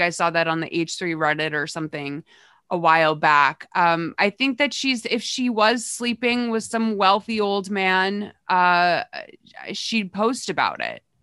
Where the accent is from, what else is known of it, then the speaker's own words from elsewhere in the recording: Massachusetts, United States; I grew up in Massachusetts, which is, like, its own kind of speech impediment